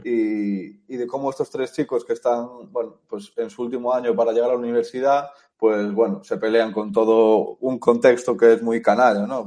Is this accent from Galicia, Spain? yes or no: yes; A Coruña, Galicia, Spain; also born or lived in United States; yo soy, de Galicia, soy de Coruña